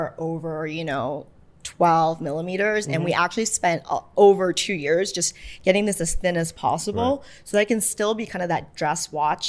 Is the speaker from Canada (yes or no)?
yes; Toronto, Ontario, Canada; Canadian. I'm from Toronto